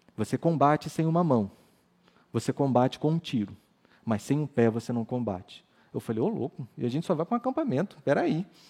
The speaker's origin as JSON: {"language": "Portuguese", "region": "Rio de Janeiro", "country": "Brazil", "said": "Eu não sou mais carioca"}